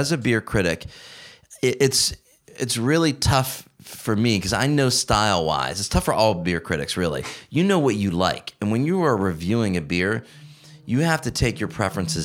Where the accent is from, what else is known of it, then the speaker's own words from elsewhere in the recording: Ohio, United States; growing up in Ohio